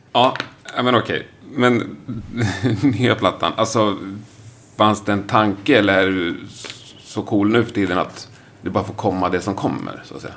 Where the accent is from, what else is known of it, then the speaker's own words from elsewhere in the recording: Sweden; jag är ju svensk